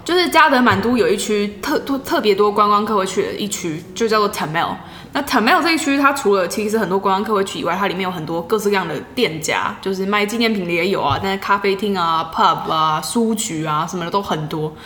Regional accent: Taiwan; 我从台湾来的

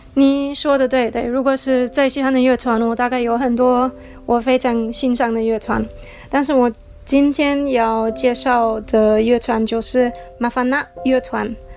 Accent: Germany; Chinese is a second language; moved away; 我是从德国来的

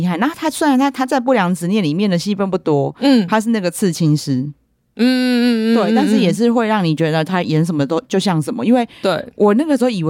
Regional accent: Nantou County, Taiwan; 我们南投就是出美女

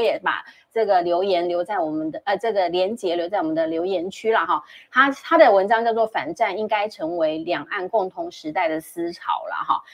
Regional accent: Taiwan; 以我们台湾人的关注的角度啦

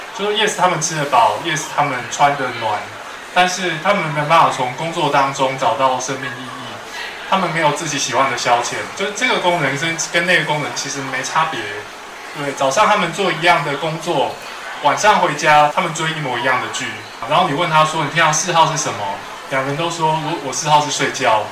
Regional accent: Taiwan; 你跟我都是台湾人

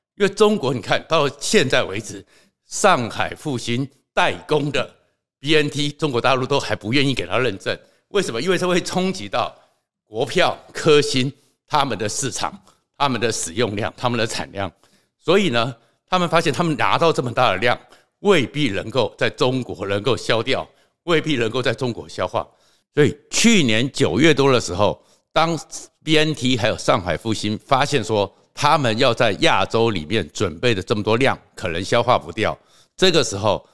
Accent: Taiwan; 我们台湾人真的很骄傲

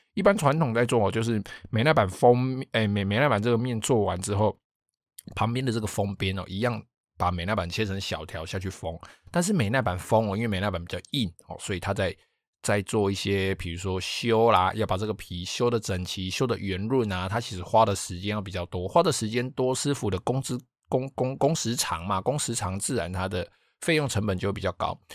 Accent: Taiwan; 我们台湾人

